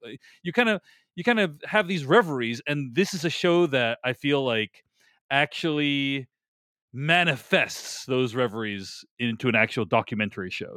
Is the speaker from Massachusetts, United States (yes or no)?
yes; Boston, Massachusetts, United States; moved away as an adult; also born or lived in New York; I grew up in Boston. I spent the first, like, two decades of my life